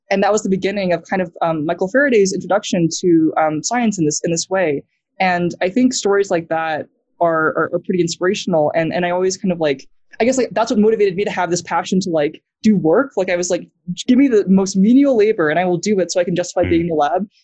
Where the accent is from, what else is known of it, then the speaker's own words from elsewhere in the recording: New Zealand; accent: American; I grew up in New Zealand. I basically stayed in our house all the time. So that's why I still have an American accent, not a New Zealand accent